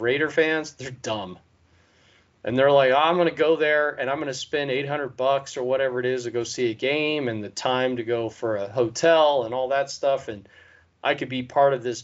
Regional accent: Sacramento, California, United States; now in East Bay, United States; I grew up in Sacramento

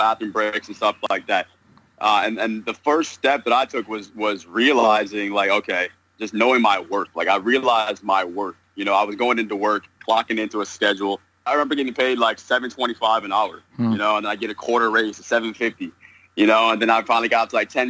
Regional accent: New York, United States; now in Southern California, United States; currently living in Southern California, and I'm originally from New York

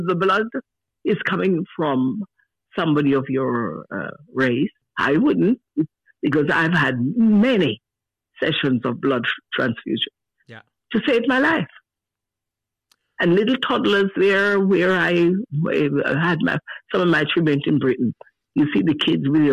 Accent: Jamaica; moved away; I'm Jamaican

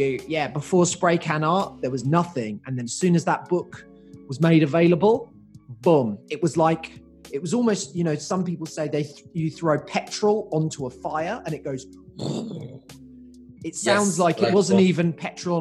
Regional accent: England, United Kingdom; now in Australia; I grew up in England

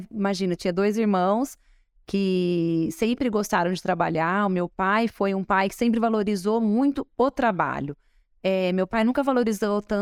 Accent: Espírito Santo do Pinhal, São Paulo, Brazil; born there; nascemos em Pinhal.

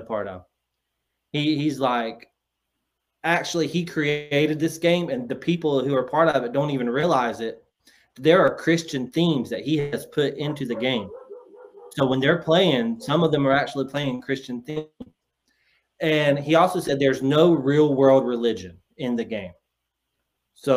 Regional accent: North Carolina, United States; I'm from the South. I am from a farm town in North Carolina

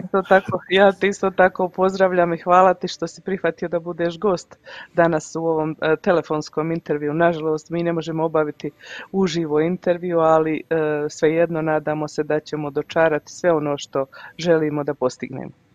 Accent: Mostar, Federation of Bosnia and Herzegovina, Bosnia & Herzegovina; now in Canada; Premda sam ja u Kanadi 28 godina, ja puno pratim kako se, e, šta se, što se odvija u našem Mostaru.

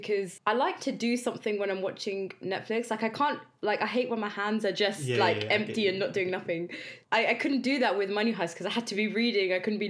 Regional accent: London, United Kingdom; So I'm from East London.

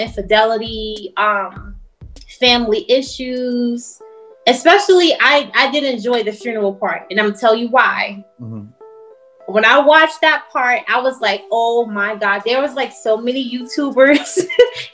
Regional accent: New York City, New York, United States; accent: New York; I'm a native New Yorker, so just keep that in mind. If y'all hear an accent, I don't hear it, but I'm just saying I'm from New York.

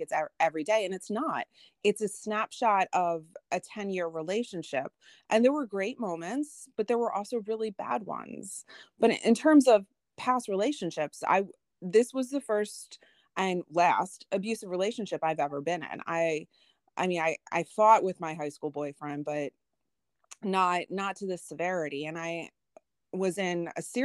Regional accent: Philadelphia, Pennsylvania, United States; I'm an intelligent woman and I'm from Philly

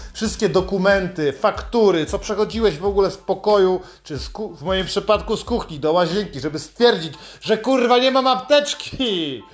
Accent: Poland; Jestem z Polski

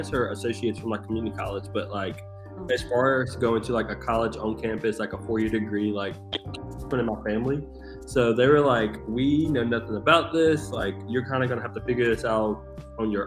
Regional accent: Halifax County, Virginia, United States; moved away as an adult; also born or lived in Danville, Virginia / Richmond, Virginia; I was born in a small town in Virginia, Halifax County. It's kind of on the south side of Virginia. I went to Halifax County High

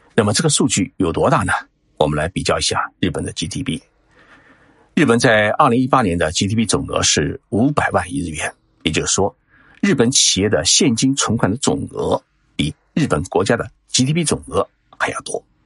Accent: China; 我们中国

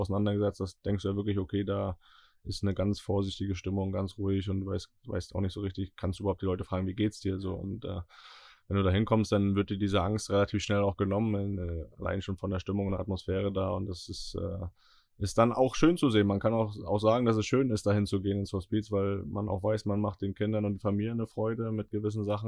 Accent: Northern Germany, Germany; wir beide als äh, Norddeutsche

